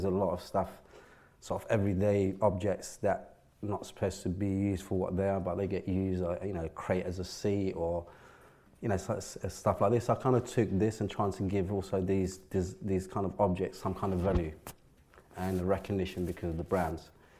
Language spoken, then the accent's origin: English; Morocco; moved away; also born or lived in London, United Kingdom; objects I grew up with in Morocco